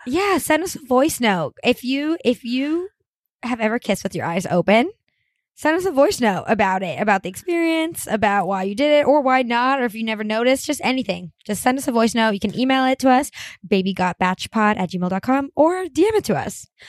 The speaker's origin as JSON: {"language": "English", "town": "Miami", "region": "Florida", "country": "United States", "said": "I'm from Miami"}